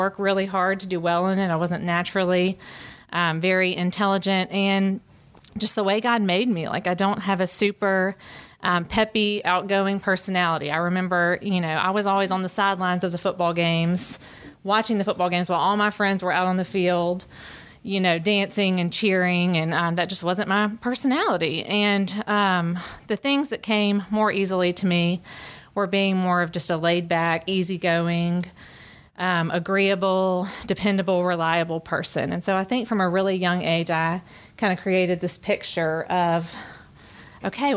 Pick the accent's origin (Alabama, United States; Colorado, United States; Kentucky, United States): Alabama, United States; Birmingham; moved away as an adult; I am originally from Birmingham, Alabama, and I've lived here for about 14 years and grew up in a really happy home